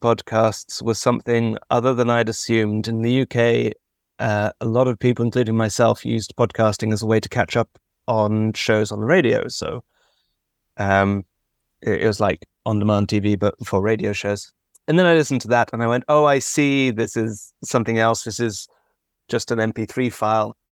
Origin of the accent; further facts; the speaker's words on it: London, United Kingdom; I'm from London